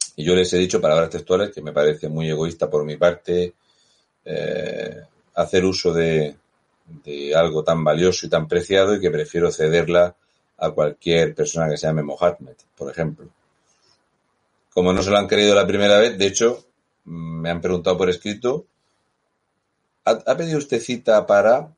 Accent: Region of Murcia, Spain; now in France; yo soy español

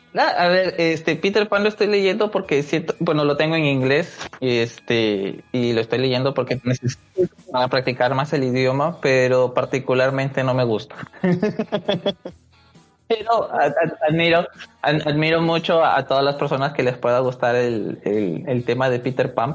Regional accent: Peru; nosotros que somos peruanos y estamos viviendo este, esta desigualdad, esta brecha social que se está, que se ve acá en el Perú

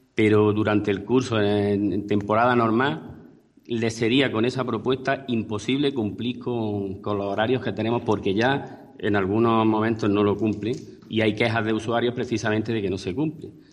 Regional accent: Spain; los, vecinos de Alfacas, que entre ellos estoy yo

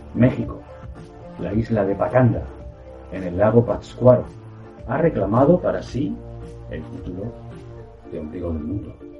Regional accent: Madrid, Community of Madrid, Spain; Yo soy de Madrid

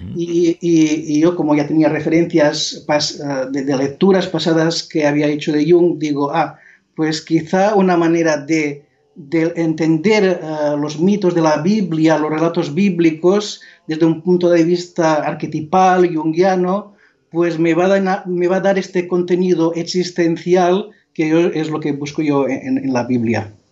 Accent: Mallorca, Balearic Islands, Spain; Spanish is a second language; now in Montserrat, Spain; yo soy originario de Mallorca, nací en un pueblo pequeño cerca de Manacor, que se llama Son

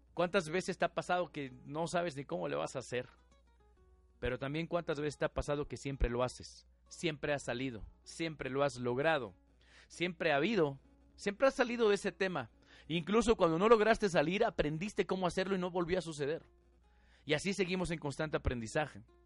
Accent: Mexico; la mayoría de nosotros estamos educados, diseñados eh, a nivel cultural, ¿sí? Nuestra idiosincrasia, más como mexicanos, a la religión

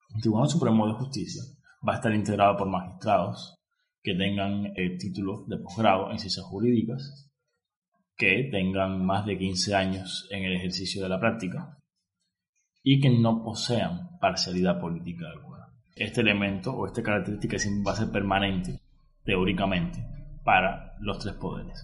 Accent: Cuba; como cubano que soy

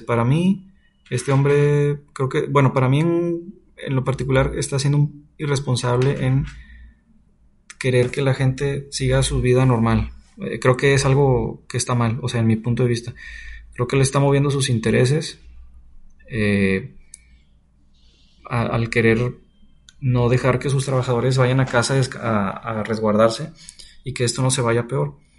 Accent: Nuevo León, Mexico; Yo soy de Nuevo León

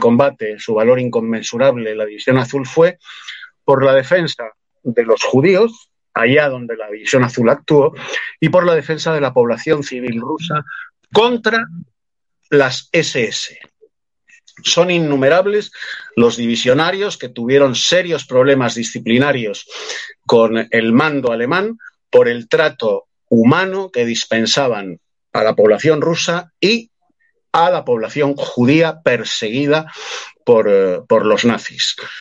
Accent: Spain; soy español

